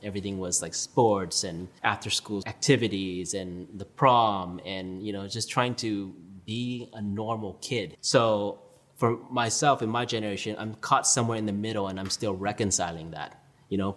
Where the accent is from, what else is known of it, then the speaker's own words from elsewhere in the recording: Orange County, Southern California, United States; also born or lived in New York; I grew up a typical Orange County suburban lifestyle